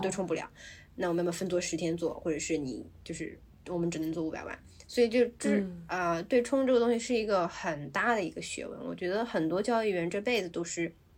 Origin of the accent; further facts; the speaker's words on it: China; now in Hong Kong; 我们组里只有我一个中国人